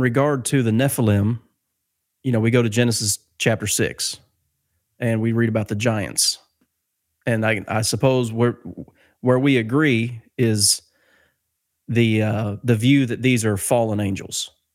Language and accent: English; Ohio, United States; moved away as an adult; now in Mammoth Spring, United States; I'm from Ohio, but I live here in Mammoth Spring, Arkansas.